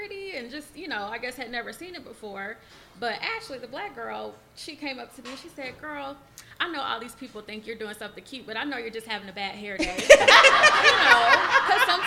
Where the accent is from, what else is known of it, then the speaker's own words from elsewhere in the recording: Atlanta, Georgia, United States; moved away as an adult; also born or lived in Bowling Green, Kentucky; now in Owensboro, United States; I'm from Atlanta. I grew up behind the Morris Brown dorms